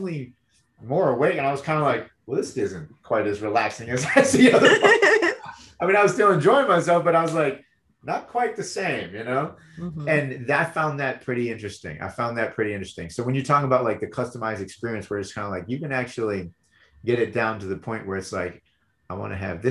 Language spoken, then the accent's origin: English; Michigan, United States; moved away; I was born and raised in Michigan